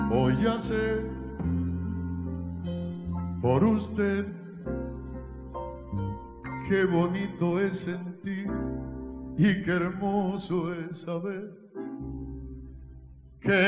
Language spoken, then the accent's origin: Spanish; Mendoza, Argentina; Soy de Mendoza, Argentina.